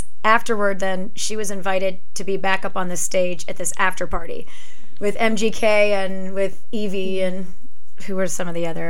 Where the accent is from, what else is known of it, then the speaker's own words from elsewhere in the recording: Alliance, Ohio, United States; now in Cleveland, United States; I grew up in Alliance nearby here